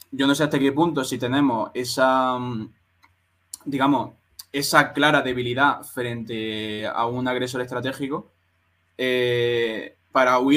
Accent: Western Sahara; yo soy un saharaui y estoy hasta los cojones

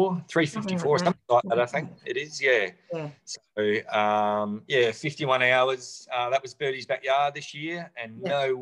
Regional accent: Loxton, South Australia, Australia; now in Western Australia, Australia; I grew up in Loxton in South Australia

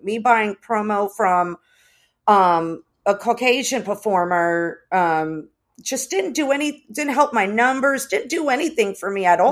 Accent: United States; also born or lived in Los Angeles; I was raised here. I was raised in the States.

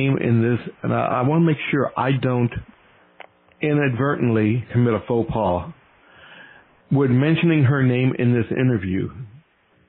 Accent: the South, United States; accent: Southern; my Southern accent

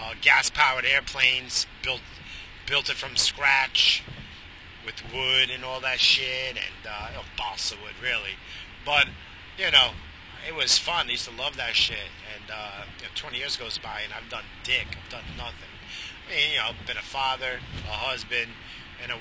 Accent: New York, United States; growing up in New York, pre-2000

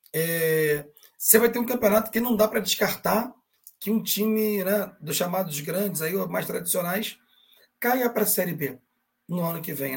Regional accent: Brazil; Somos brasileiros sim, mas somos latinos

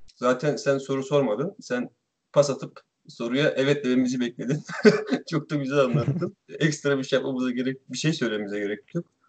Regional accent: Araklı, Trabzon, Turkey; Gerçi ben de Araklıyım

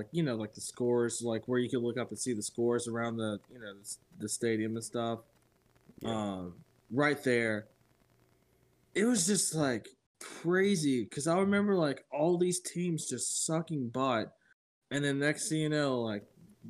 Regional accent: Dudley, Massachusetts, United States; I grew up in Dudley, Mass., which is right outside of Foxborough. It's like a little small town

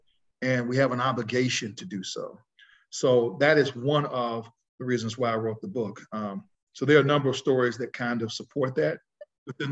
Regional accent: Atlanta, Georgia, United States; I grew up in Atlanta, Georgia.

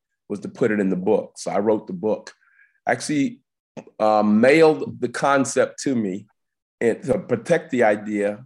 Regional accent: South Carolina, United States; I'm an inventor from South Carolina

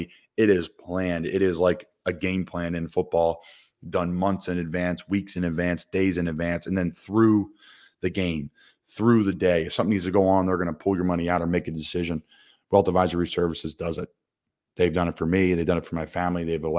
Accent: Doylestown, Pennsylvania, United States; accent: Philly; my hometown in Doylestown, Pennsylvania

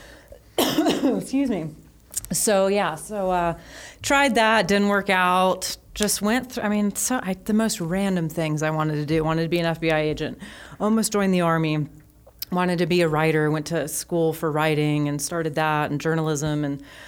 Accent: Colorado, United States; also born or lived in California / Los Angeles, California; grew up in Colorado and um, had a fun, awesome, amazing life there

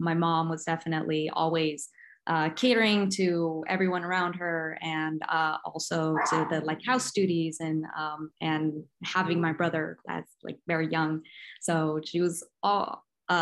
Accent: a small town in Northern California, United States; moved away as an adult; now in Stockton, United States; I'm originally from a small town in Northern California, in the middle of nowhere. So I pretty much grew up with just, I guess, nothing around.

